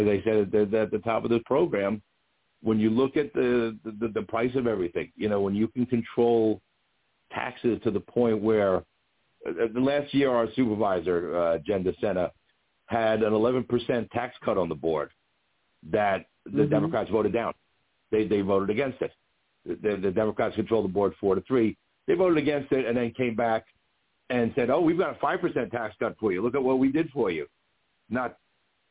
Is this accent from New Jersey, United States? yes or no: yes; Jersey City, New Jersey, United States; moved away as an adult; now in Port Washington, United States; I grew up in Jersey City, which was sort of a spread out town.